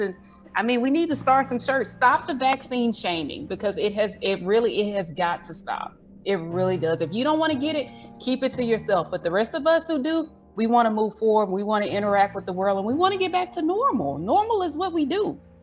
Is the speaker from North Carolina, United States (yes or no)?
no; Mobile, Alabama, United States; my hometown